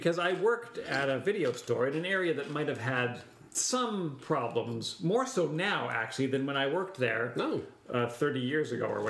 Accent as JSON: {"language": "English", "country": "Canada", "said": "we're Canadian"}